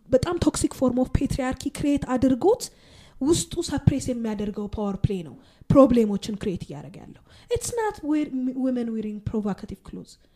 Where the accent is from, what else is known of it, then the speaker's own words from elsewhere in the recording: Addis Ababa, Ethiopia; ሴቶች አዲስ አበባ ውስጥ ተወልደን